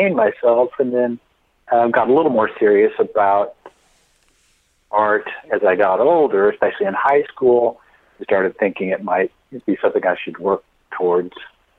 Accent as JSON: {"language": "English", "region": "Nebraska", "country": "United States", "tie": "born or raised there", "moved": "yes", "said": "I grew up in Nebraska, lived in northwestern Nebraska till I was about 10"}